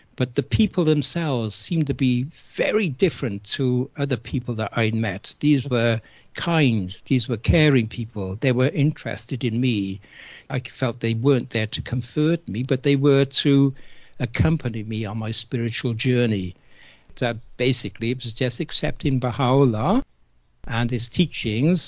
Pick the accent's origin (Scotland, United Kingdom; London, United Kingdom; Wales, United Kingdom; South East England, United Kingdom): Wales, United Kingdom; Cardiff; I was born and brought up in Cardiff in South Wales in the UK just after the Second World War